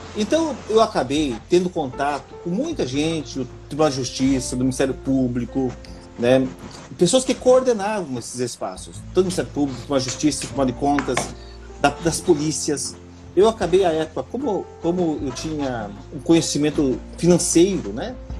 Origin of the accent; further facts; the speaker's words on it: Rio Grande do Sul, Brazil; moved away as an adult; now in Ceará, Brazil; eu sou gaúcho, né? Trabalhei por quatorze anos na fiscalização do I C M S do Rio Grande do Sul.